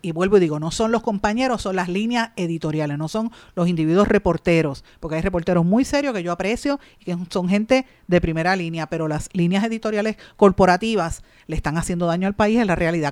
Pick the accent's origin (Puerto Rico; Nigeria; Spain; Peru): Puerto Rico; Guaynabo; yo soy de Guainabo